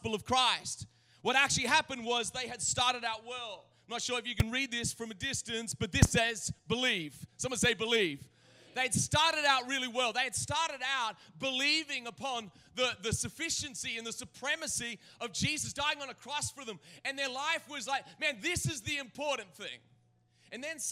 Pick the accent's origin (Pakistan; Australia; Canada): Australia; now in United States; I was born in Australia.